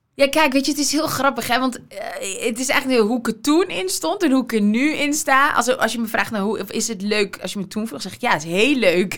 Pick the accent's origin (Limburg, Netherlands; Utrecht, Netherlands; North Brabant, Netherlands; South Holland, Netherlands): Utrecht, Netherlands; Veenendaal; ik kwam uit Veenendaal.